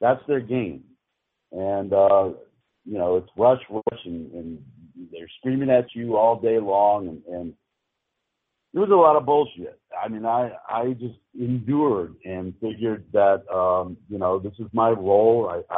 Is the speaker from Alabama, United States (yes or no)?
no; Massachusetts, United States; I grew up in Western Massachusetts, right outside of Springfield.